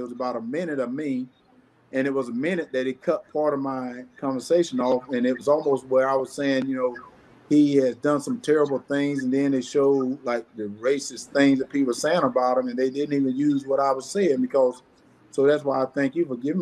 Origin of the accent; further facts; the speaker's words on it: the South, United States; I grew up in the South